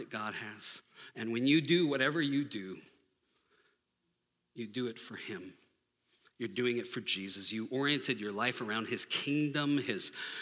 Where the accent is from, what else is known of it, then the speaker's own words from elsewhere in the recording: United States; I'm American.